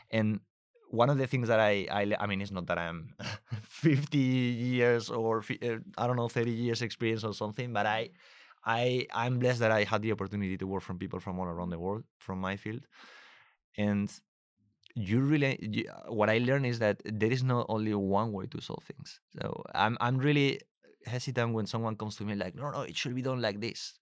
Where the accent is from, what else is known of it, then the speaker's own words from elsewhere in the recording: Spain; moved away as an adult; also born or lived in Germany / Munich; I'm originally from Spain